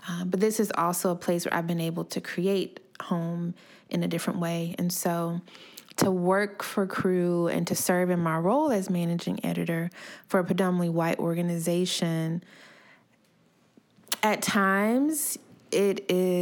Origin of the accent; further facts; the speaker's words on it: Decatur, Georgia, United States; also born or lived in Atlanta, Georgia; I grew up in Atlanta, Georgia, raised in Decatur